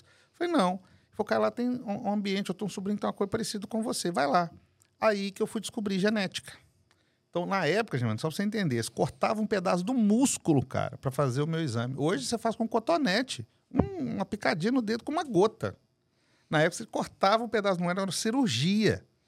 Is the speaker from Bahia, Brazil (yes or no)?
no; Guarulhos, São Paulo, Brazil; also born or lived in Belo Horizonte; Eu nasci aqui em São Paulo, inclusive. Nasci em Guarulhos